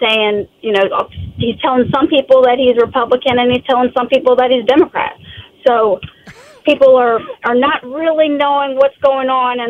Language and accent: English; Goochland, Virginia, United States; I've been born and raised in Goochland